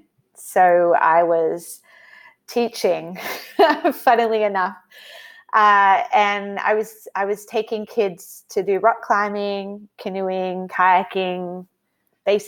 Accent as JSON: {"language": "English", "country": "Australia", "also_born_or_lived": "United States", "said": "I'm from Australia"}